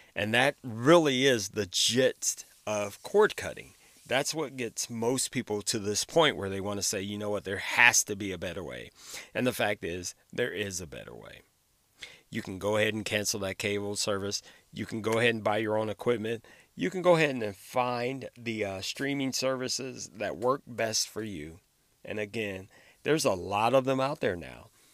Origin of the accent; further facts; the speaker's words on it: Ohio, United States; my home state of Ohio